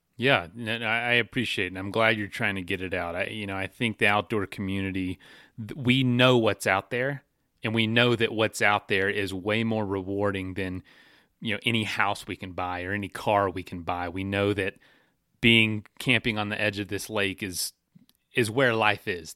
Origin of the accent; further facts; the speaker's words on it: Florida, United States; I'm from Florida